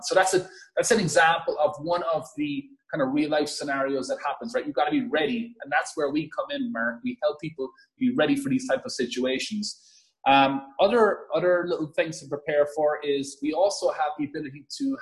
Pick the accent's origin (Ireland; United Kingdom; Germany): Ireland; as you could probably hear from my accent, born and raised in a farm in Ireland.